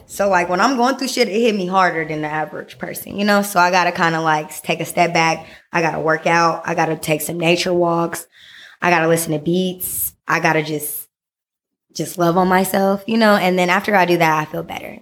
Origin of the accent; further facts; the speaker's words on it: Vallejo, California, United States; I'm originally from the Bay Area, born and raised.